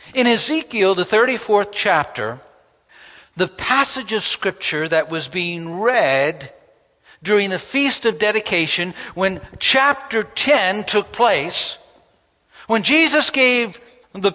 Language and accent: English; New York, United States; When I grew up in New York, I attended a grammar